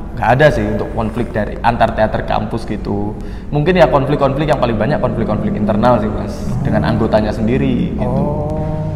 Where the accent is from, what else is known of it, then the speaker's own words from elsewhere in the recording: Blitar, East Java, Indonesia; moved away as an adult; now in Malang, Indonesia; saya perantau dari Blitar. Saya masuk ke Malang ini untuk kuliah